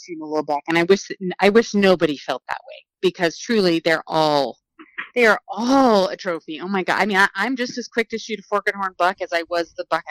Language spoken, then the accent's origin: English; Oregon, United States; leave my home state